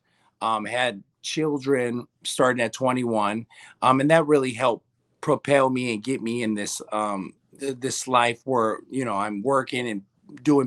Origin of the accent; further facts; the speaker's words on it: Minneapolis, Minnesota, United States; I grew up in North Minneapolis